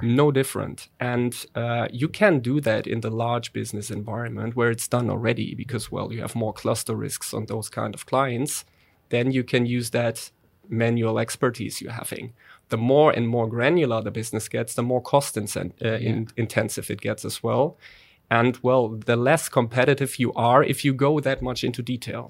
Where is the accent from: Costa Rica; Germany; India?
Germany; accent: German; English is a second language; now in Netherlands; my poor German accent